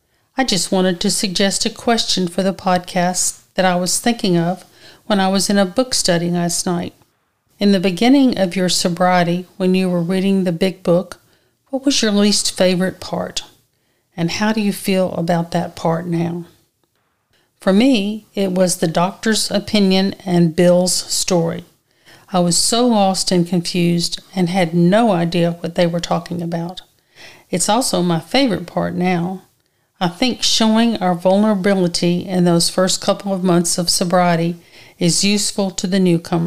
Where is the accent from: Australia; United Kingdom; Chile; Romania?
Australia; Perth, Western Australia; And today I'm listening from the beach back in my hometown of Perth, Western Australia.